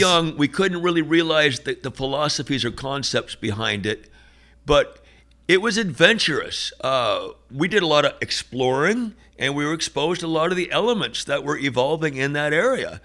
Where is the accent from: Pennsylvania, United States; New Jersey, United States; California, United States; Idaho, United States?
California, United States; San Francisco Bay Area, north of Berkeley; growing up in the San Francisco Bay Area, a little bit north of Berkeley